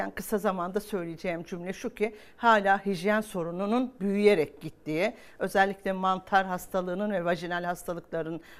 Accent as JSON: {"language": "Turkish", "region": "Hatay", "country": "Turkey", "also_born_or_lived": "Kahramanmaraş", "said": "Yani ben Hatay'dan, Maraş'tan geliyorum. E, oralara baktığınız zaman umuda dair her şeyi yitiriyorsunuz."}